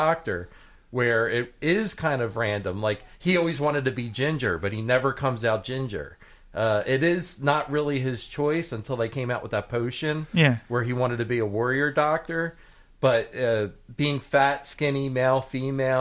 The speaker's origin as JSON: {"language": "English", "country": "United States", "said": "I'm an American viewer"}